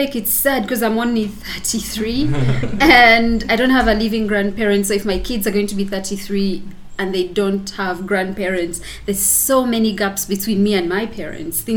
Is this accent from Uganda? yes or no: yes; Uganda; I like to introduce myself as an African who comes from a place called Bouéjou. And it's interesting for me to say that I'm from Bouéjou